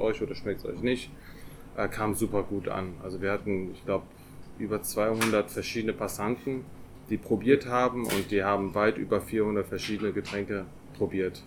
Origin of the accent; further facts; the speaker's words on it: Paderborn, North Rhine-Westphalia, Germany; gebürtiger Paderborner